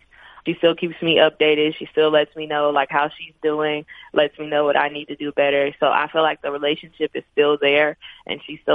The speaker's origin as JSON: {"language": "English", "region": "Arkansas", "country": "United States", "moved": "as an adult", "said": "I'm from Arkansas. I live 3 hours away from home."}